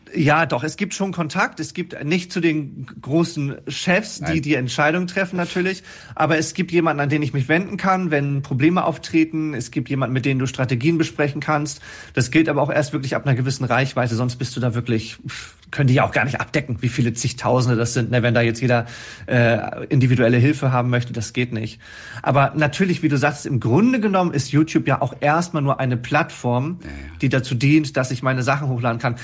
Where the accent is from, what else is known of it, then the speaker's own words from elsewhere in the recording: Wesselburen, Schleswig-Holstein, Germany; Wesselburn ist zwar eine Stadt, aber wir ja. haben 3000 Einwohner